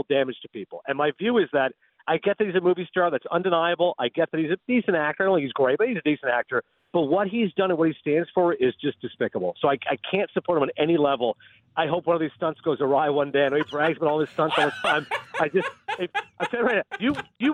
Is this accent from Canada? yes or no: yes; Kingston, Ontario, Canada; also born or lived in Toronto; I'm from Toronto. Grew up in Kingston.